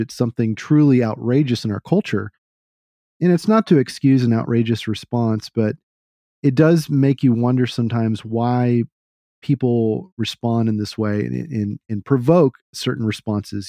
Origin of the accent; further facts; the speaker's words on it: Texas, United States; being a Texan, I try to talk in a certain way